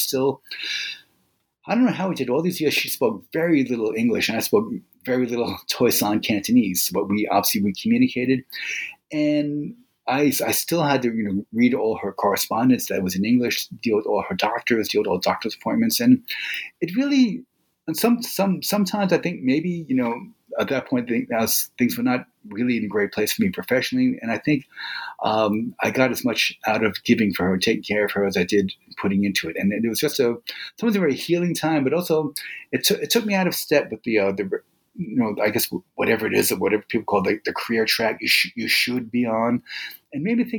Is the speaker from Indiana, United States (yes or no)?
no; New York City, New York, United States; growing up in America, and in my case in New York City, we just assumed we were like the capital of the world.